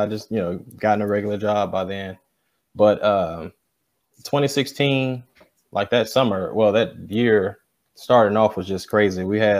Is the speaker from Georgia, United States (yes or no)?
yes; Atlanta, Georgia, United States; moved away as an adult; now in Macon, United States; I'm originally from Atlanta, Georgia. Moved down here, got tricked into moving down here by my wife.